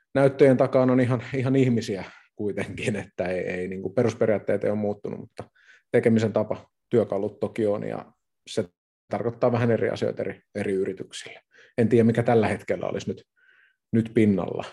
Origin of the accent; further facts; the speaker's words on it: Kotka, Kymenlaakso, Finland; Minä tuun Kotkasta. Eli kotkalainen, kotkalainen yrittäjä